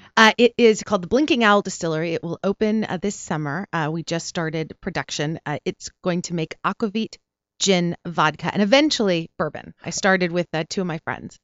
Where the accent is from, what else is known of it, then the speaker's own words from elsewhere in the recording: Porterville, California, United States; also born or lived in Pasadena, California / Cerritos, California / Long Beach, California; now in Los Angeles, United States; I was born in Pasadena, And then I was raised in Porterville, California, which is in the Central Valley.